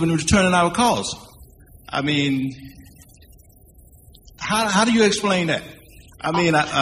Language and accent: English; Charlotte, North Carolina, United States; I'm from the Graham Heights